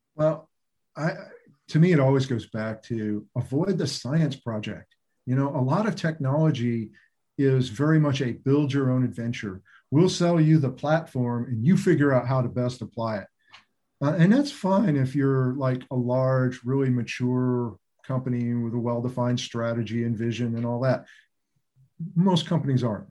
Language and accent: English; Roswell, New Mexico, United States; I was born in Roswell, New Mexico